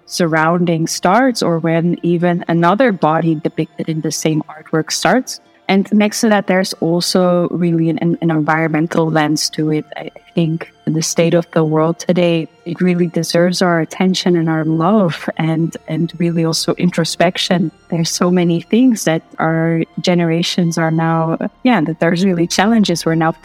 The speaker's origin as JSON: {"language": "English", "country": "Netherlands", "tie": "born or raised there", "said": "I grew up here in the Netherlands"}